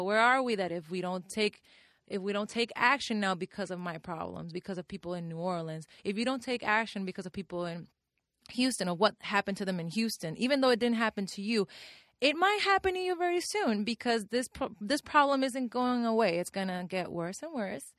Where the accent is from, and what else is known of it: Puerto Rico; English is a second language; moved away as an adult; now in New York, United States